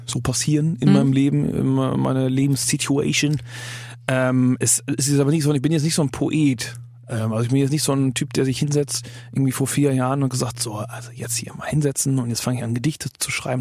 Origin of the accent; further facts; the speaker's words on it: Germany; als Deutscher, der Englisch singt